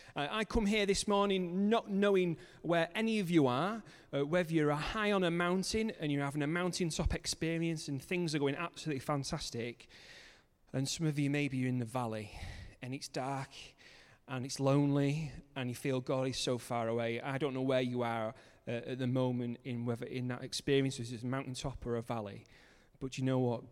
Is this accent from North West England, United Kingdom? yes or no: yes; Manchester, North West England, United Kingdom; moved away as an adult; also born or lived in Cumbria; now in Kendal, United Kingdom; I'm originally from Manchester